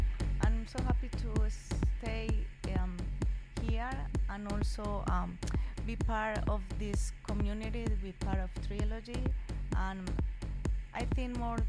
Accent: Colombia; English is a second language; now in New York, United States; I am from Colombia.

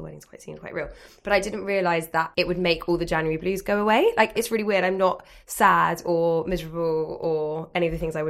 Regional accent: London, United Kingdom; I'm from London, as are all my friends

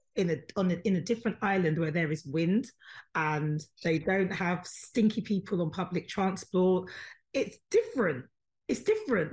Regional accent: United Kingdom; It doesn't matter that I was born here. Yes, I was born here. Yes, I am British.

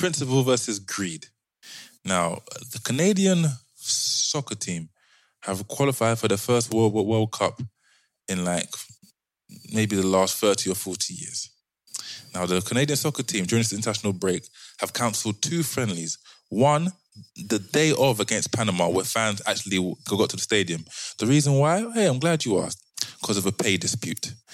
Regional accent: London, United Kingdom; we're from London

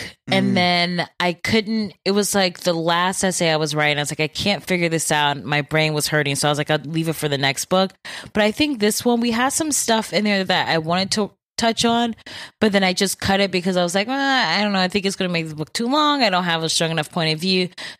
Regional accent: Bedford Heights, Ohio, United States; also born or lived in Solon; I grew up in Bedford Heights and then moved to Solon for high school.

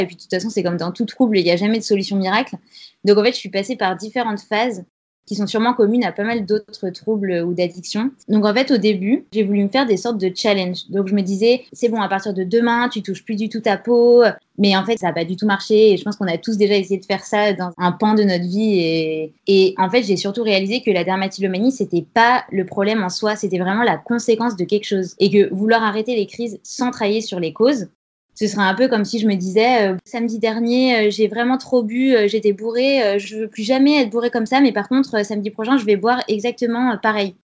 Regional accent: Grenoble, Auvergne-Rhône-Alpes, France; J'ai 29 ans, je viens de Grenoble

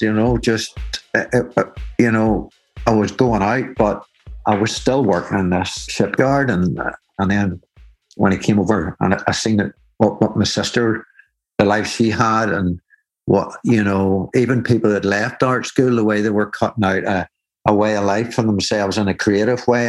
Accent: Belfast, Northern Ireland, United Kingdom; moved away as an adult; now in Glasgow, United Kingdom; I came here from Belfast in Northern Ireland when I was about 20 years old.

